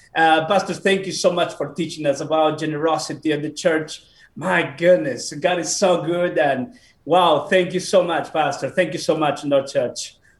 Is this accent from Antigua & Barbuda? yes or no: no; Peru; moved away; also born or lived in Bolivia / United States; I was born in Peru.